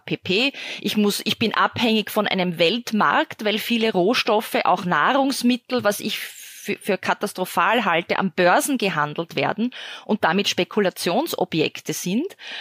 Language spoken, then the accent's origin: German; Austria; ich als Österreicherin